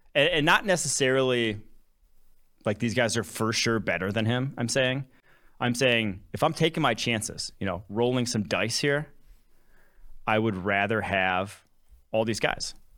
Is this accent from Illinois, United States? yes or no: yes; Champaign, Illinois, United States; also born or lived in Milwaukee, Wisconsin; I was born in Milwaukee, Wisconsin. I grew up Packers, Badgers, Bucks, Brewers, fan, all Wisconsin sports. Um, grew up, lived there till I was six. Moved to a city just outside of Champaign, Illinois